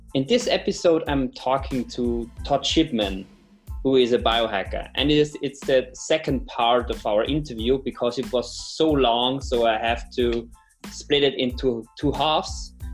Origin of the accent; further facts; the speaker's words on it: Austria; I'm from Austria